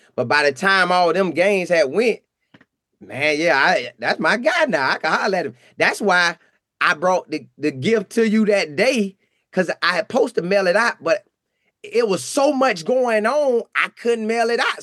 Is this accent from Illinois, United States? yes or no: no; Bartow, Florida, United States; I'm from Bartow, Florida